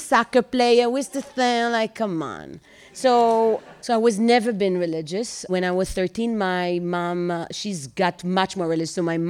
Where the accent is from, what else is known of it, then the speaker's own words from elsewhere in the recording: Bnei Brak, Tel Aviv District, Israel; English is a second language; moved away as an adult; also born or lived in Ramat Gan / Europe; So I grew up in Bnei Brak.